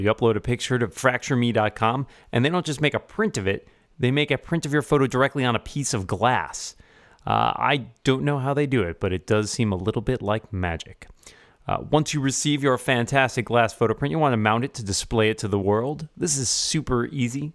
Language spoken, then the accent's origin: English; Boston, Massachusetts, United States; my hometown of Boston